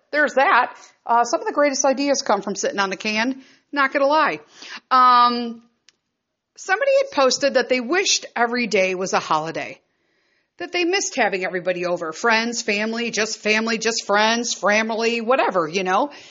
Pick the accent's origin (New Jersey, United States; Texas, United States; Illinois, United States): Illinois, United States; Chicago; born and raised in Chicago